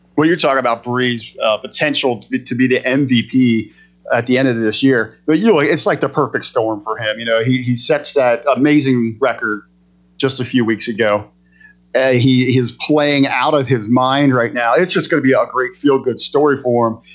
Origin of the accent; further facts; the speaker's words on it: Southern Ohio, United States; moved away as an adult; now in Northern Ohio, United States; I was born and raised in Southern Ohio